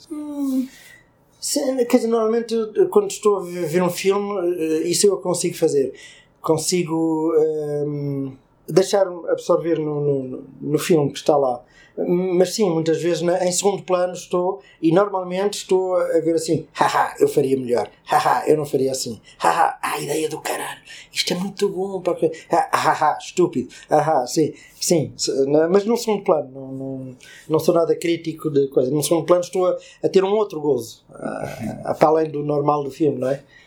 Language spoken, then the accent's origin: Portuguese; Portugal; como português